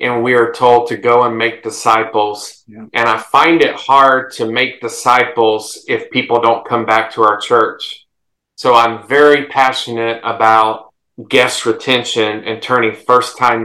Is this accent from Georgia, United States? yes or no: no; South Carolina, United States; growing up in South Carolina